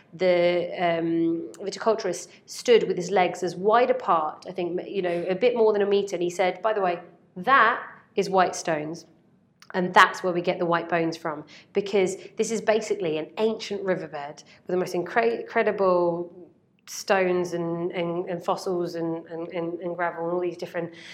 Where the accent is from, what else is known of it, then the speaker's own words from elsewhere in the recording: Basingstoke, South East England, United Kingdom; I'm from Basingstoke